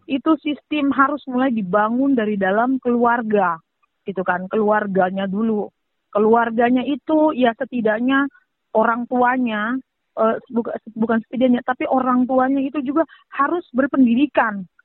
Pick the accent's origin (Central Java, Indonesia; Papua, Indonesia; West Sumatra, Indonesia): Papua, Indonesia; saya orang asli Papua